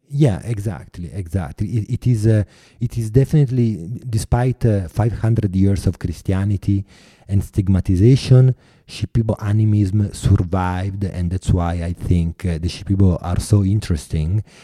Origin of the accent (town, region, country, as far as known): Italy; accent: Italian; English is a second language